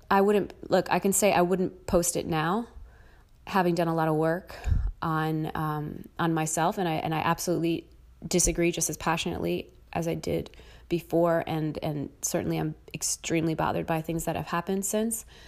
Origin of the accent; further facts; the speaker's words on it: United States; I'm American